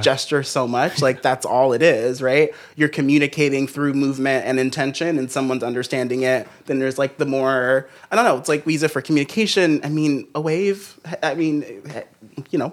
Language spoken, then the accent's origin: English; Los Angeles, California, United States; I'm from Los Angeles